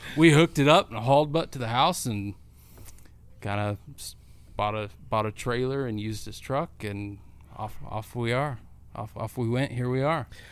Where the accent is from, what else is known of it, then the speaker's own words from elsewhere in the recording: Cortez, Colorado, United States; now in Indiana, United States; Cortez is my hometown